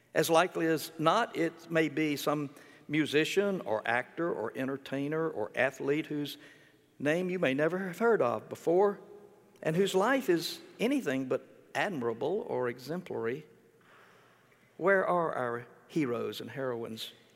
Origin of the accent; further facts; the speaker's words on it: Mississippi, United States; moved away; when I was growing up in Mississippi